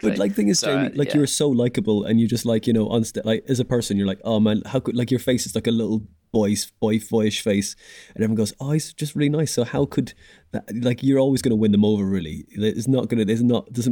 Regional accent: Dublin, Leinster, Ireland; moved away as an adult; We came over from from Dublin for jobs and stuff. Went in 2008.

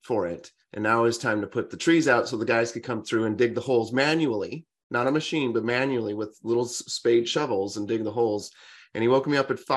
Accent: Central Valley, California, United States; I grew up in California on an orange farm in the Central Valley

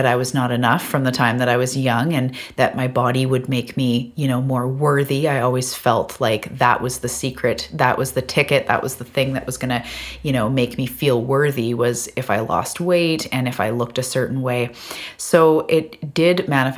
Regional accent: Vancouver Island, British Columbia, Canada; I am from Vancouver Island off the west coast of Canada.

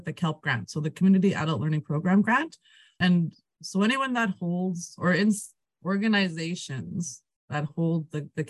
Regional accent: Peavine Métis Settlement, Alberta, Canada; first language Cree; English is a second language; I am from Peavine Métis Settlement, born and raised here in my community

